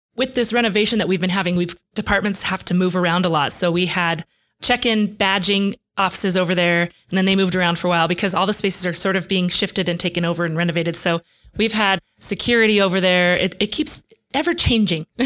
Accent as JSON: {"language": "English", "town": "Denver", "region": "Colorado", "country": "United States", "tie": "born or raised there", "moved": "as an adult", "lives_now": "New Mexico, United States", "said": "growing up in Denver"}